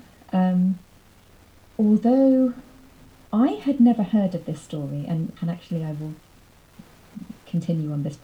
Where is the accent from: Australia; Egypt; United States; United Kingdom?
United Kingdom; my experience as a British person